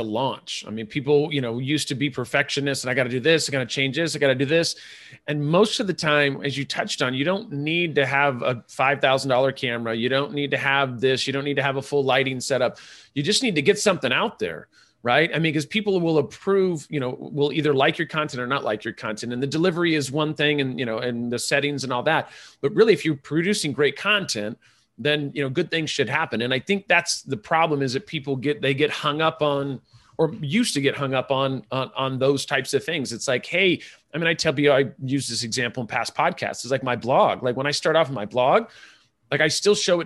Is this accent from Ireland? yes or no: yes; Ireland; I'm Irish